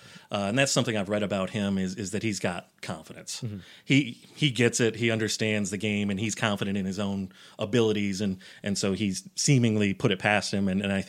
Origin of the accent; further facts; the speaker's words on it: United States; I grew up in Giants and Jets country in a small town. I grew up on a dairy farm